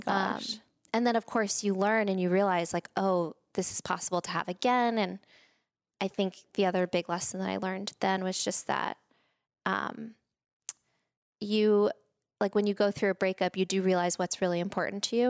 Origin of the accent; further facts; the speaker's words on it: Spring, Texas, United States; moved away as an adult; also born or lived in Boston / San Francisco; I grew up in Texas, in Spring, Texas